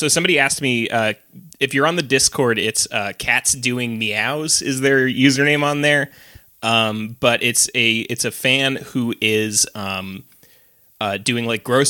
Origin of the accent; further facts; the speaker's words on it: England, United Kingdom; I'm from England. I've never met a Jew.